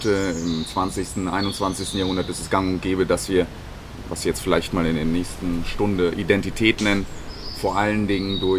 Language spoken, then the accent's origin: German; Munich, Bavaria, Germany; ich bin in München groß geworden, habe sehr viel Zeit verbracht in München, bin immer wieder auch mal nach Indien ähm, geflogen, habe dort Zeit verbracht, aber nicht besonders viel.